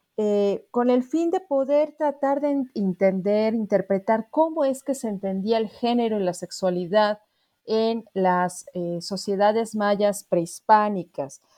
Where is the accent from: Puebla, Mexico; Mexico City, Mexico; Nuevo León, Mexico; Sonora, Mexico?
Mexico City, Mexico; soy antropóloga originaria de la Ciudad de México